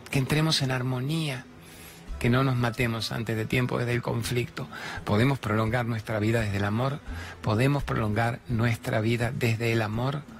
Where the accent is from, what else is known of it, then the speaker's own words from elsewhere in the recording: Venezuela; moved away as an adult; now in Buenos Aires, Argentina; Soy venezolana, tengo cuatro meses acá en este país, en Argentina, Buenos Aires. Y dejé a mi hijo de siete años allá en Venezuela.